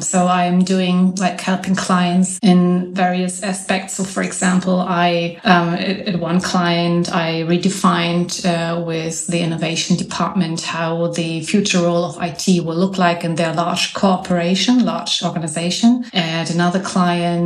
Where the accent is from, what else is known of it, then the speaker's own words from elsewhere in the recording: Hamburg, Germany; I am from Hamburg, north of Germany